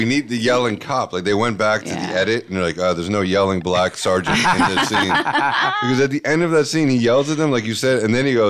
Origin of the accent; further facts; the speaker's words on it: New Jersey, United States; I'm from Jersey